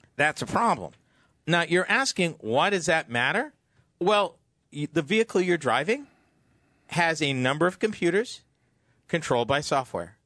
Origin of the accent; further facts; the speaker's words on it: Massachusetts, United States; my home state of Massachusetts